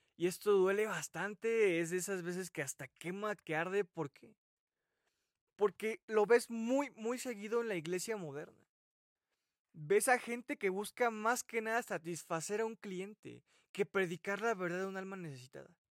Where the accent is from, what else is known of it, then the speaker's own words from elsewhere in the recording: Mexico; mi país, México